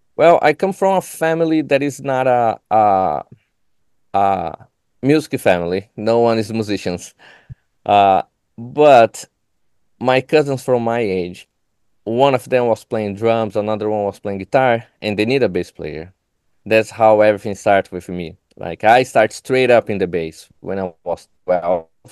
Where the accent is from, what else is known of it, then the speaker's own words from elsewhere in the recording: São Paulo, Brazil; English is a second language; moved away as an adult; now in Chicago, United States; I am an immigrant from Brazil. I came here to do my, my master degree